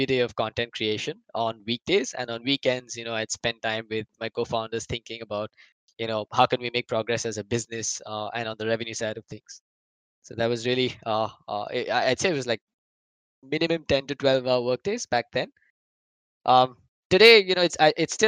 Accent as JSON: {"language": "English", "country": "India", "said": "freelancing as an Indian Dota commentator"}